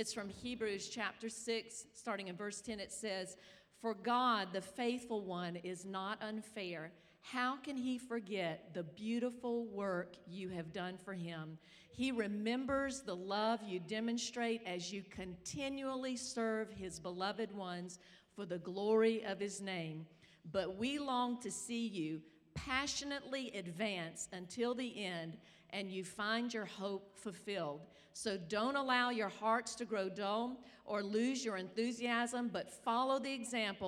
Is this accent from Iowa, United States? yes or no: no; South Carolina, United States; I'm from South Carolina